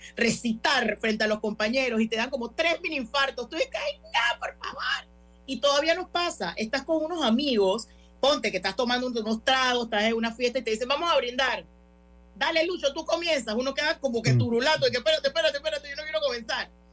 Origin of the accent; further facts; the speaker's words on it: Panama; yo vengo aquí con mi otro acento y panameña